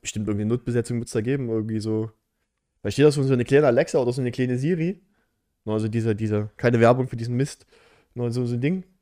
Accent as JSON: {"language": "German", "town": "Hohenstein-Ernstthal", "region": "Saxony", "country": "Germany", "said": "bei uns in Hohenstein-Ernst"}